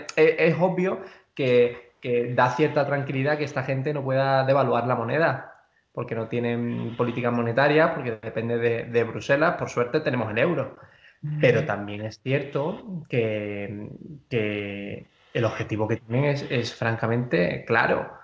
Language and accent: Spanish; Spain; como español